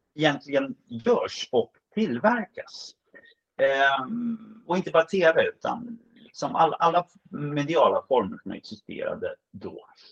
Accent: Stockholm, Stockholm County, Sweden; som stockholmare

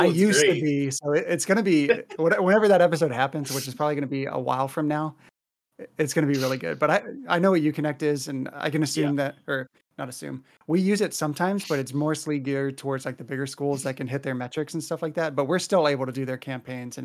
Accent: near Scott Air Force Base, Illinois, United States; I grew up near Scott Air Force Base.

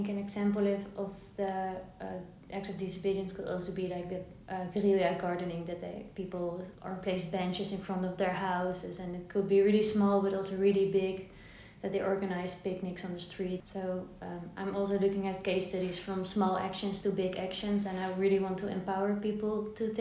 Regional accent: Netherlands; also born or lived in Zwolle / Leiden; I'm from the Netherlands and living here for all my life.

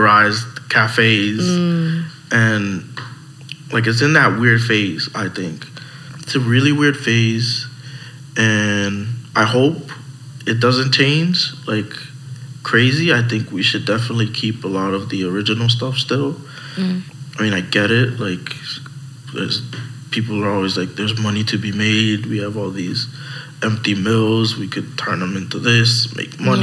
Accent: Lawrence, Massachusetts, United States; I'm from Lawrence

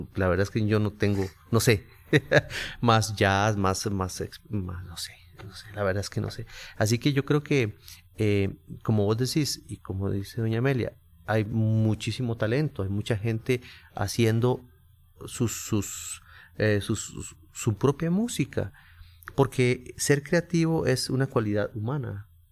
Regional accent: San José, Costa Rica; por ser costarricense y haber nacido en, San José y creado en el barrio Carmen de la Juela

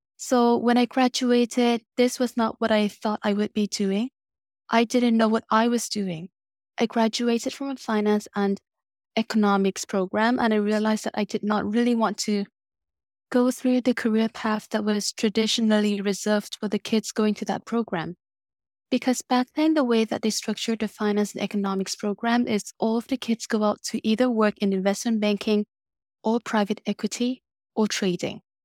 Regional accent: Vietnam; moved away; I grew up in Vietnam

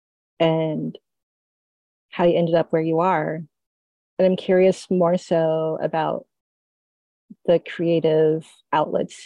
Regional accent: New York City, New York, United States; I grew up in New York City

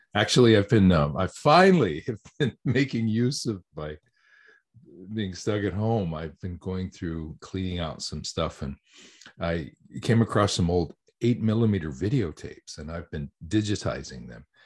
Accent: New Mexico, United States; moved away as an adult; now in Tokyo, Japan; I'm originally from New Mexico, actually

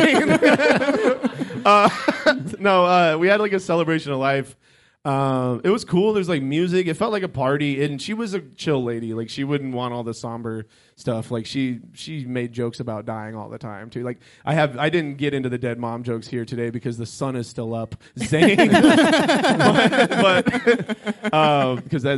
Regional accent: Florida, United States; moved away; I grew up in Florida.

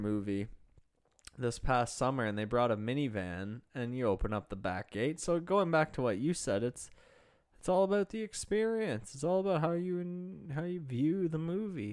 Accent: Pickering, Ontario, Canada; the old one in Pickering, my hometown

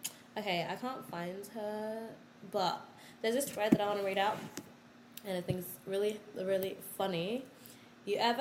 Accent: Australia; also born or lived in South Sudan; I'm Australian, yeah. I was born here, yeah. My mom and dad were born here

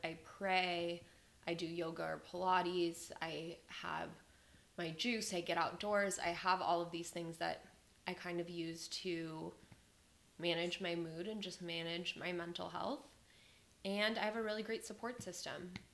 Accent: Las Vegas, Nevada, United States; moved away as an adult; now in Austin, United States; I was born in Las Vegas, Nevada. I was born and raised there and lived there pretty much until I went away to college.

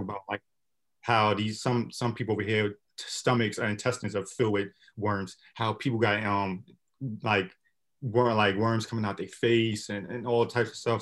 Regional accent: Brooklyn, New York, United States; growing up in Brooklyn

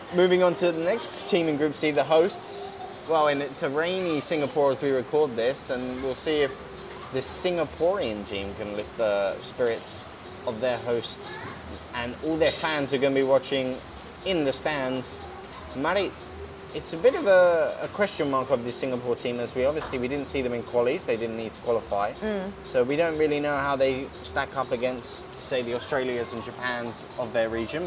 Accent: United Kingdom; accent: British; also born or lived in Slovakia; As you can tell by my accent, I am very British

